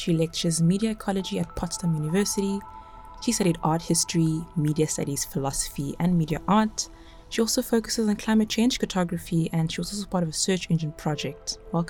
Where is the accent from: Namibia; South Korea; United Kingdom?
Namibia; I am from Namibia, which is a desert country in Southwest Africa, situated next to the cold Southeast Atlantic Ocean.